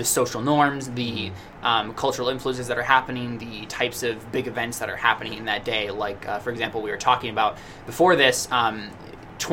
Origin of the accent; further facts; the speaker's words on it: United States; us as American citizens